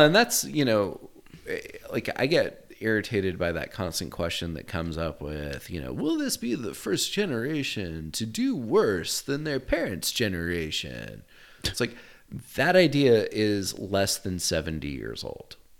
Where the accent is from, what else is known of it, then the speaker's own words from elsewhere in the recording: United States; being an American